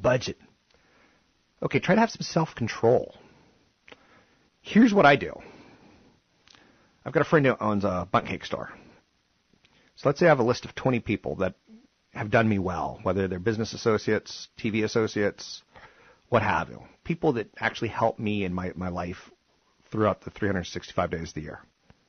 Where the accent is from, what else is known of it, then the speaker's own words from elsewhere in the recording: East Coast, United States; now in Silicon Valley, United States; growing up on the East Coast